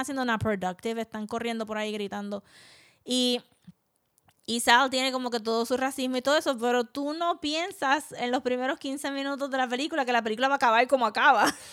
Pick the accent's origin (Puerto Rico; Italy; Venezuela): Puerto Rico